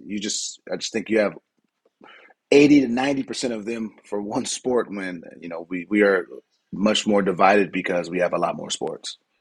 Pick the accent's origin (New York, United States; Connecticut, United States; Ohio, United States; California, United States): California, United States; San Diego; moved away as an adult; now in Barcelona, Spain; I'm from San Diego